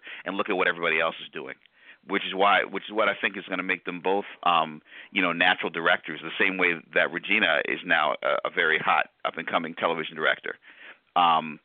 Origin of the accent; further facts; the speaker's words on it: Storrs, Connecticut, United States; also born or lived in New Haven, Connecticut; I was born in New Haven, grew up in Storrs, Connecticut